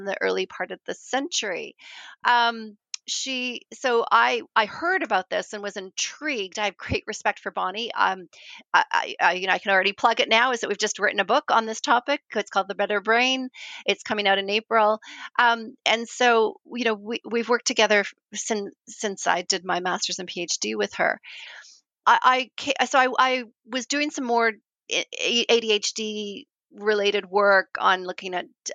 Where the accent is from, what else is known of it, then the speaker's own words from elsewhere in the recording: Canada; moved away as an adult; also born or lived in New Zealand; now in Christchurch, New Zealand; Canadian, and I moved to New Zealand